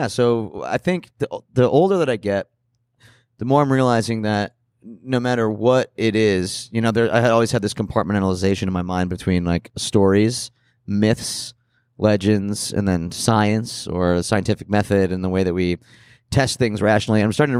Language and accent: English; Scranton, Pennsylvania, United States; You know, we grew up in Scranton.